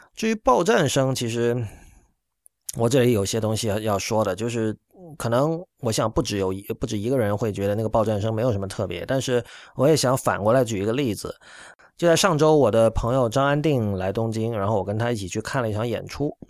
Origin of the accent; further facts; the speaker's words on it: China; 我们身为中国人也可以自己活用中国元素